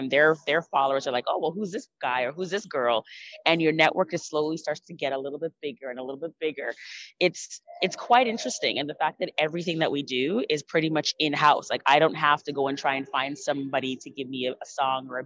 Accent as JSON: {"language": "English", "country": "Canada", "tie": "born or raised there", "said": "when you are Canadian born and you speak patois"}